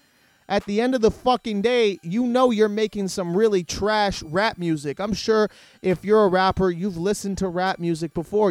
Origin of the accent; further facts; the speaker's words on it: Canada; I'm Canadian